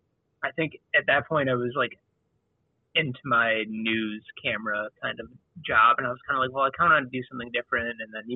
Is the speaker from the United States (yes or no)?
yes; Chicago, Illinois, United States; also born or lived in Dubuque, Iowa / Memphis; I grew up on the north side of Chicago.